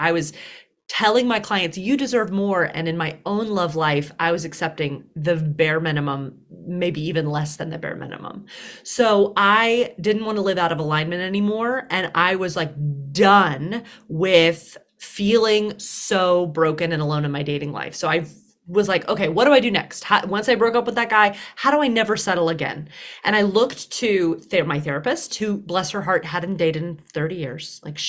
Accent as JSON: {"language": "English", "region": "Deep South", "country": "United States", "tie": "born or raised there", "said": "I was raised in the Deep South, which only added to the like, you're too much label."}